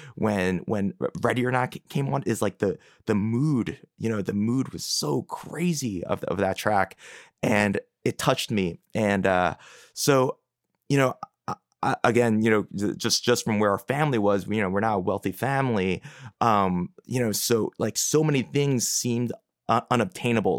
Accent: Philadelphia, Pennsylvania, United States; I grew up in Philadelphia proper, in Northeast Philly

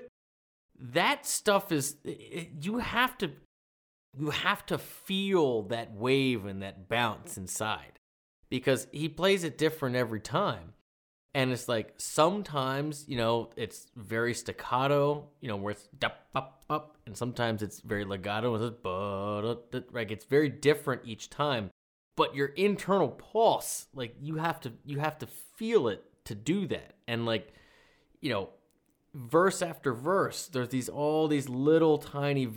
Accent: Maryland, United States; I'm from Maryland

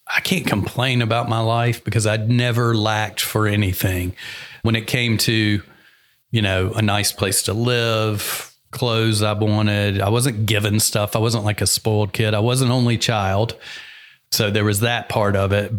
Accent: the South, United States; moved away; I'm from the South

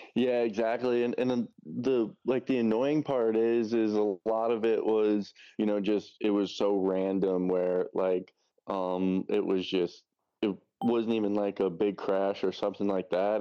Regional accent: New York, United States; now in Tallahassee, United States; I'm originally from New York. Um, I'm, like, an hour north of the city

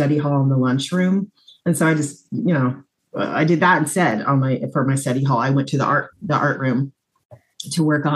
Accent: Des Moines, Iowa, United States; moved away; also born or lived in Pella, Iowa / Brooklyn, New York; I'm from Iowa. I grew up in Des Moines, Iowa. I was actually born in Pella

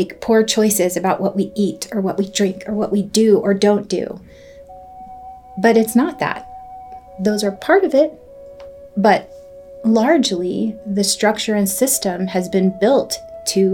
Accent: Southern Oregon, United States; also born or lived in San Jose, California; I grew up

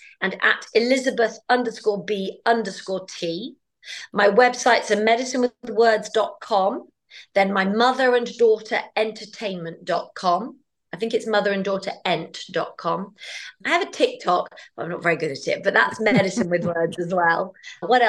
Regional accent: United Kingdom; as a Brit

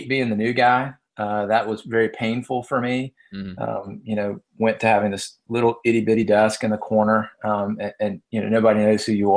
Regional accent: the South, United States; now in Atlanta, United States; You can tell I'm from the South

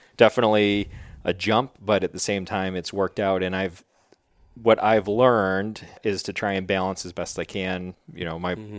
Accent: Wheatfield, New York, United States; moved away as an adult; now in New Hampshire, United States; I grew up in Wheatfield, New York, which is really like Niagara Falls

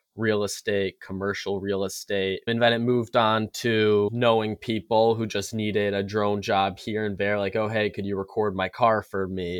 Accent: Connecticut, United States; I'm from Connecticut

